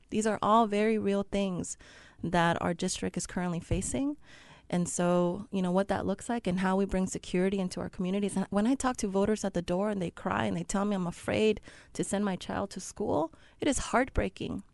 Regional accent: Los Angeles, California, United States; also born or lived in El Salvador; having been raised on the East Side with a Mexican and Salvadorian family

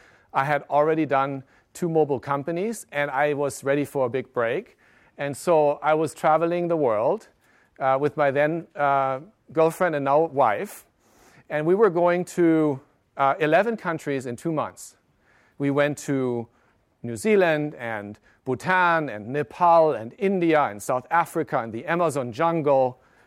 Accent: Germany; also born or lived in Japan; I grew up in Germany, but I caught my mobile virus in Tokyo. I lived in Japan in 1994.

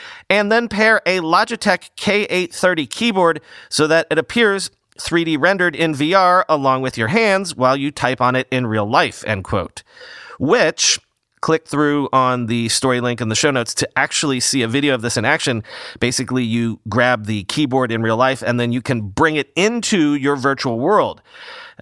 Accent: New York City, New York, United States; as a New Yorker

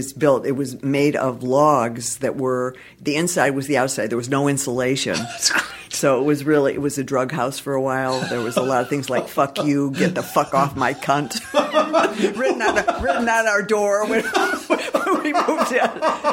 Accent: Detroit, Michigan, United States; now in Los Angeles, United States; I'm from Detroit originally.

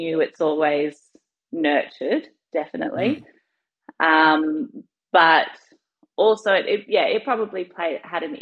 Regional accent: Australia; So yes, I am Australian born. My family comes from New Zealand, so we're Māori. So I've got, I guess, a dual heritage. So I grew up in Australia

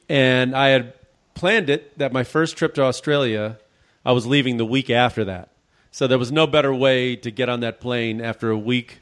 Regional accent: Chicago, Illinois, United States; I'm from Chicago, so, I mean, I used to work, I spent the coldest, and I, growing up in Chicago, I know cold weather

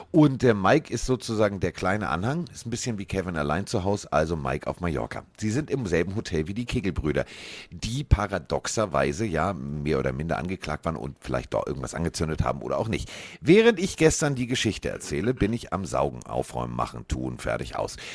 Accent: Schleswig-Holstein, Germany; für mich als Schleswig-Holsteiner ist das ja Vorortsverkehr.

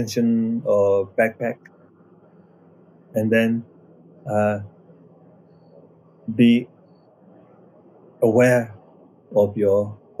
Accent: Nepal; I'm coming from Nepal side

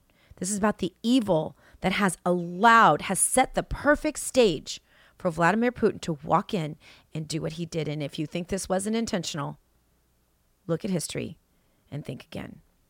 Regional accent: New Zealand; moved away; And I've left my home country of New Zealand to do all of this.

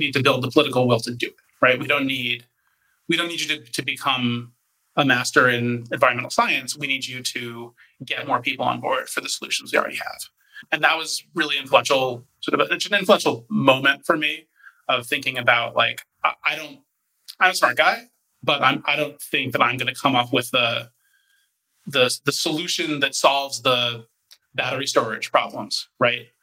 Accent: Washington, District of Columbia, United States; moved away as an adult; also born or lived in San Francisco; now in New Haven, United States; I grew up actually just outside of Washington, D.C., one of the few people who was actually born in D.C.

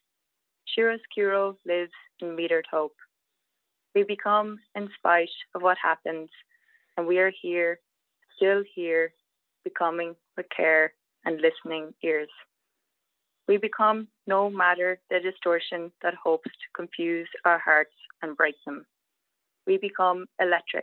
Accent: Sligo, Connacht, Ireland; moved away as an adult; also born or lived in Galway, Ireland; now in Atlanta, United States; I lived in Galway City for 14 years before I moved here, and I'm from Sligo.

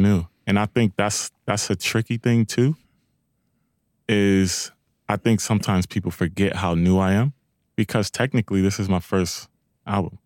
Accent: Long Beach, California, United States; I'm from Long Beach

